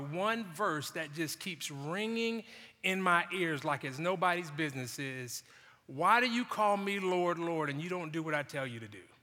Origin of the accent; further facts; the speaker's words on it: Jacksonville, Florida, United States; growing up in Jacksonville